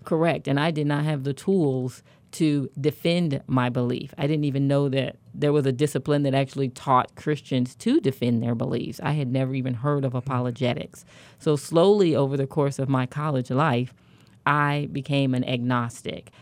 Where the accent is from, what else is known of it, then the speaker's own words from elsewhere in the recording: Kansas City, Kansas, United States; I'm from Kansas City, Kansas, born and raised.